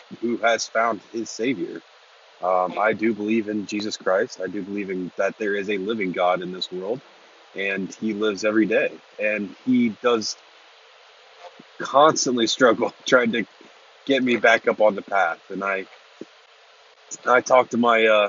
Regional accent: Lancaster, Ohio, United States; moved away as an adult; now in Newark, United States; I'm from Lancaster, Ohio, and about 12 years ago, I moved to Newark, Ohio

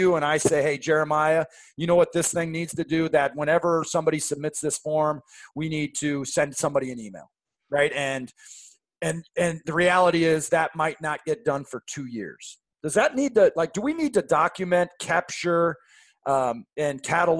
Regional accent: Seattle, Washington, United States; now in St. Louis, United States; I grew up in Seattle and it just drips.

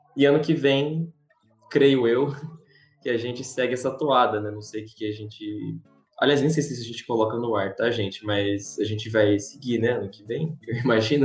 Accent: Brazil; also born or lived in São Paulo; eu sou brasileiro

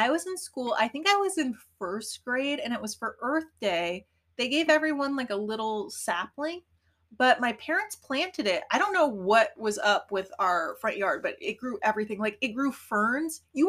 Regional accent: Colorado, United States; moved away as an adult; also born or lived in Portland; I grew up in Colorado in the 90s.

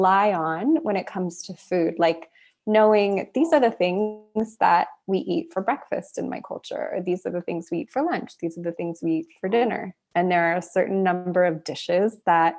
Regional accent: United States; an American

